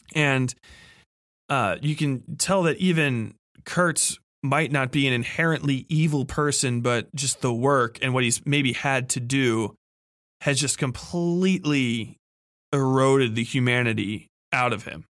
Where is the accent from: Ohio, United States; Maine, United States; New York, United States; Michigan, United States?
Ohio, United States; Cincinnati; growing up in Cincinnati, which I have learned since is a terrible place to learn about cars because we don't have vehicle inspections in our state